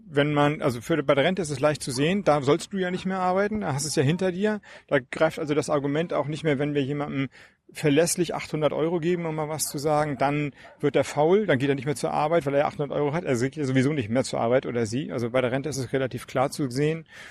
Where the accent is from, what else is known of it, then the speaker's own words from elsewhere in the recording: Flensburg, Schleswig-Holstein, Germany; ich komme ja aus Flensburg, dänische Grenze